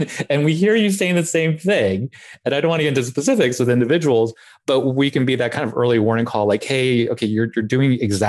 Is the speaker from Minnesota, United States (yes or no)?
no; Blacksburg, Virginia, United States; but I grew up in Blacksburg. So Domino's was a mainstay of my childhood.